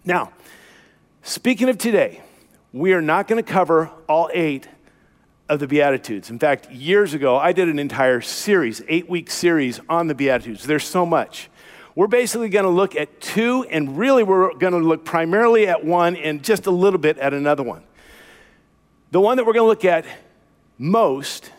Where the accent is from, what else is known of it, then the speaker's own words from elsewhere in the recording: the South, United States; I'm from the South